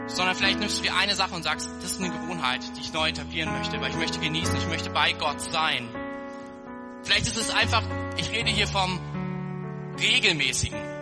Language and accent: German; Germany; wir als Deutsche